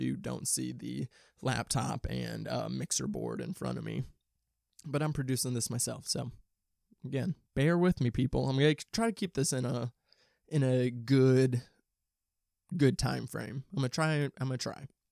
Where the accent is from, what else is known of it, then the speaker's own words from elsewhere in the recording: St. Louis, Missouri, United States; moved away as an adult; now in Los Angeles, United States; I'm from the Midwest. I'm not from L A originally. I'm from Saint Louis, Saint Louis, Missouri. And I moved out here two years ago